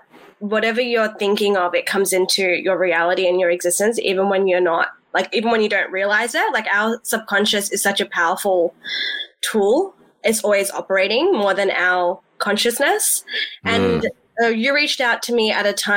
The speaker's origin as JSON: {"language": "English", "town": "Sydney", "region": "New South Wales", "country": "Australia", "tie": "born or raised there", "said": "I'm Australian Pakistani. I grew up in the West. So I'm a West Side"}